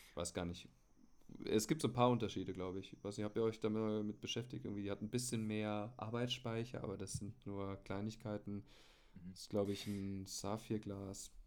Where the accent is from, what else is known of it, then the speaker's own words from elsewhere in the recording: Munich, Bavaria, Germany; ich komme aus München